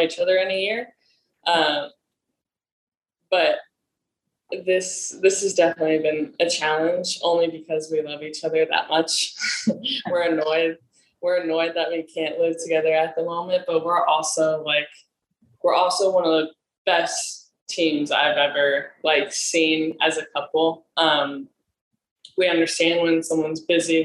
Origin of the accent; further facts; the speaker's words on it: Nebraska, United States; moved away as an adult; now in Los Angeles, United States; I'm from Nebraska.